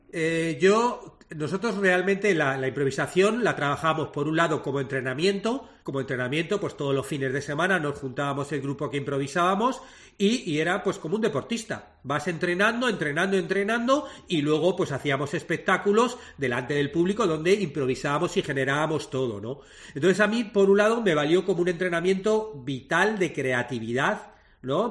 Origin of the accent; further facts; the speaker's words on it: Madrid, Community of Madrid, Spain; moved away as an adult; now in Montevideo, Uruguay; yo soy madrileño, soy español, pero, pero desde hace 10 años vivo en Montevideo